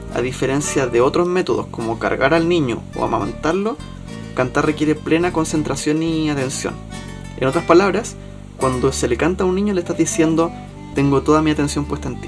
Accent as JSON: {"language": "Spanish", "country": "Chile", "said": "para uno como chileno"}